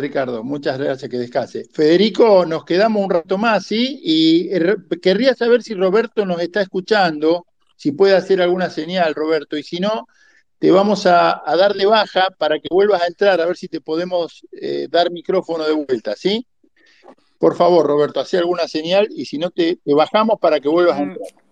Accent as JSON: {"language": "Spanish", "town": "Rosario", "region": "Santa Fe", "country": "Argentina", "said": "yo soy de Rosario"}